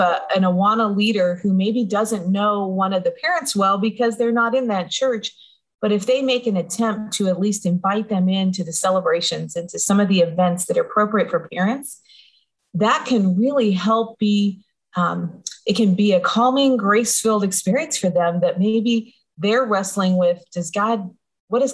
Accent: Denver, Colorado, United States; I grew up in Denver, Colorado

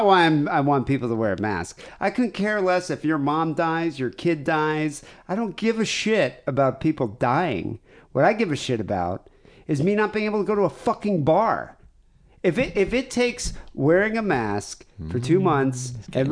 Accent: United States

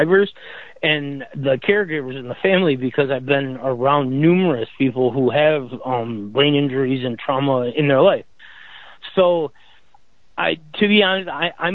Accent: Michigan, United States; moved away as an adult; now in Florida, United States; I'm from Michigan, but I live in Florida

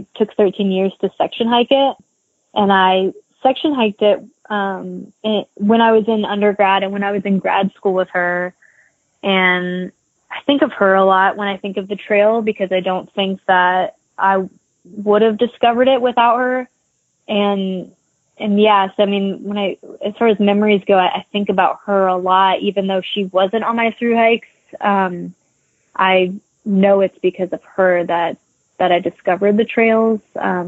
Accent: Appalachians, United States; And I grew up in the Appalachians. I lived there when I went to App State, and I went to UTC. I went to University of Tennessee in Chattanooga. So, I mean, I grew up going there.

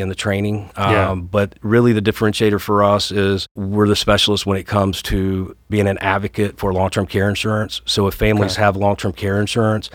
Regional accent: Atlanta, Georgia, United States; moved away as an adult; also born or lived in Dallas, Texas; Grew up here locally, Riverdale, College Park area, South Atlanta, and then went to school here

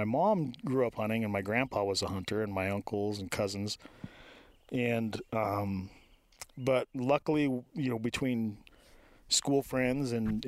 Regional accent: Moore, Idaho, United States; moved away as an adult; also born or lived in Reno, Nevada / Oklahoma; Moore, Idaho. Grew up in the middle of nowhere.

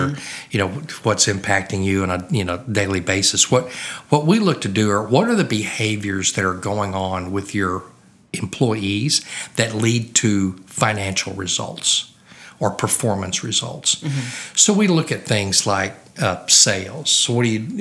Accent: Oklahoma, United States; moved away as an adult; also born or lived in Louisiana; I grew up in Oklahoma.

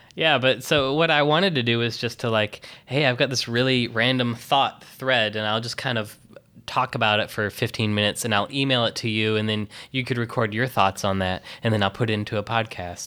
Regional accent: Texas, United States; also born or lived in Michigan; now in New York City, United States; I was born in Texas, blah, blah, blah, and then I went to Michigan

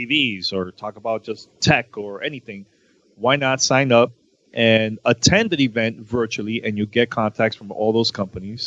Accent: New York, United States; moved away as an adult; also born or lived in Miami; I moved from Miami and I went back home to New York 2 years ago

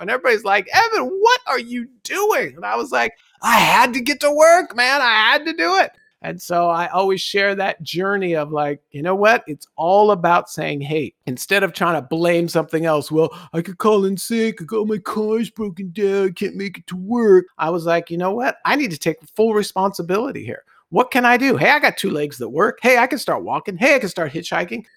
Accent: Los Angeles, California, United States; born and raised in Los Angeles, traffic and driving was just ingrained in my, uh, growing up

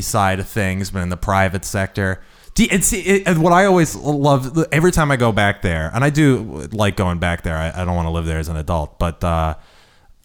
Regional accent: Annandale, Virginia, United States; I grew up in Annandale, Virginia

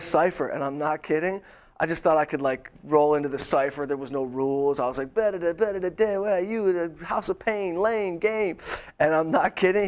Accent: Detroit, Michigan, United States; moved away as an adult; now in Los Angeles, United States; I am from Detroit. Um, not the rough streets. Good mixed background

